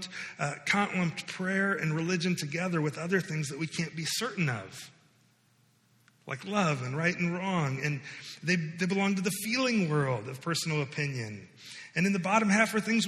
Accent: United States; growing up in the United States, growing up in the West

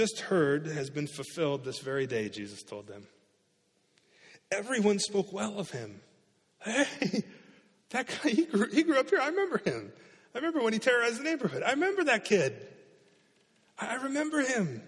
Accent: Alta, Iowa, United States; moved away; My hometown, the town I grew up in, is Alta, this little town in Iowa, not unlike Milford.

